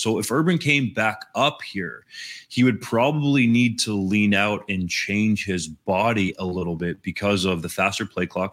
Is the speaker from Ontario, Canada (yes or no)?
yes; Guelph, Ontario, Canada; I played at John F. Ross C V I in Guelph.